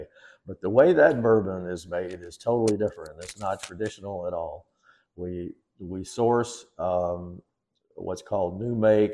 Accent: Kentucky, United States; now in Comfort, Texas, United States; I grew up in Kentucky, in the middle of bourbon country, right smack dab in the middle of it

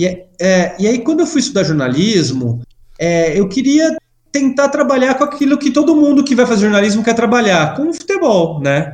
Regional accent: São Paulo, Brazil; fiz faculdade aqui em São Paulo, sou de São Paulo

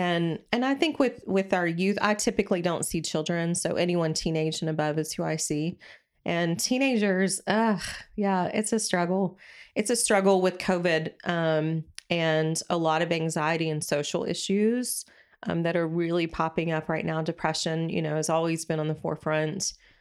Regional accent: Dallas, Texas, United States; accent: Texas; I'm from Dallas, Texas.

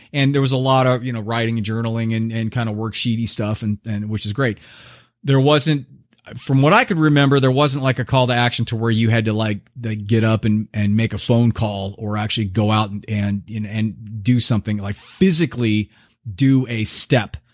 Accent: United States

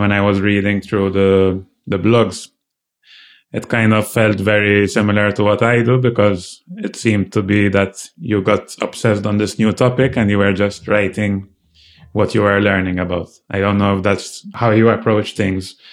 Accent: Malta; I come from Malta, which is a much smaller island

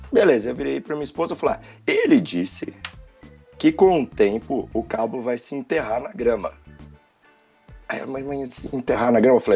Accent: Brazil; moved away as an adult; eu, eu, saí do Brasil, eu falei, eu trabalho com inglês, escrevo o dia inteiro.

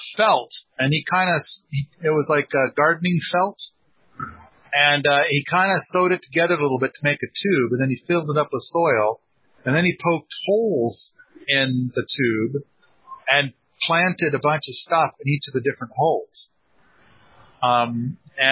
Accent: Moscow, Idaho, United States; I was born in Moscow, Idaho

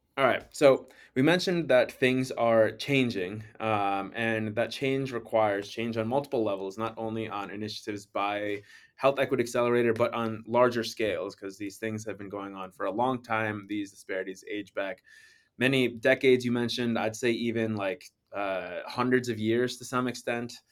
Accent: Chicago, Illinois, United States; in Chicago, where my hometown is

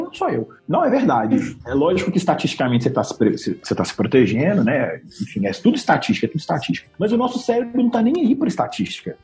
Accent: Belo Horizonte, Minas Gerais, Brazil; Eu posso ter nascido em Belo Horizonte, em Minas Gerais, no Brasil, na América do Sul

